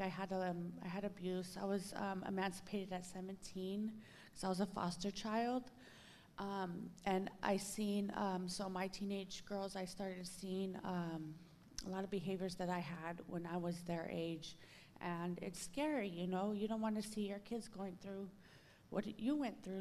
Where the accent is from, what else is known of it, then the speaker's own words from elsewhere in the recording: Los Angeles, California, United States; I'm from Los Angeles, California.